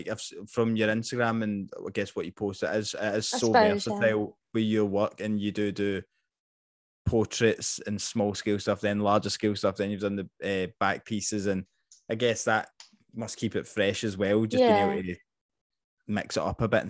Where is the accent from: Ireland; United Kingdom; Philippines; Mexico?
United Kingdom; Scotland; accent: Scottish; moved away as an adult; I mean, I probably have softened my accent a lot. I know I have, especially since moving, like, 11 years ago, whatever.